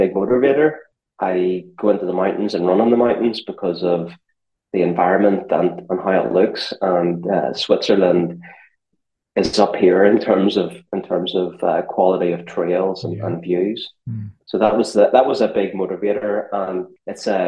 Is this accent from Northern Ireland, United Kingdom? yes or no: yes; just outside Belfast, Northern Ireland, United Kingdom; moved away as an adult; also born or lived in New York / Chamonix; now in London, United Kingdom; I'm from just outside Belfast in Northern Ireland